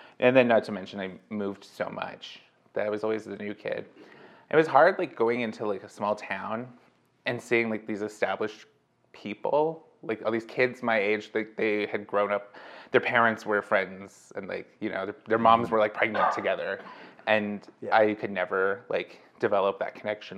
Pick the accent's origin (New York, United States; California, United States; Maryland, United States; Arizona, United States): California, United States; born there; In Riverside County. So a little bit inland from Los Angeles.